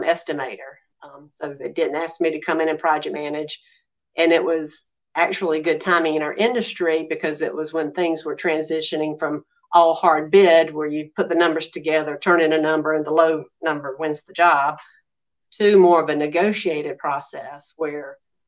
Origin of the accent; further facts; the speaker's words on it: Macon, Georgia, United States; also born or lived in Houston, Texas; came back to Macon, Georgia, my hometown.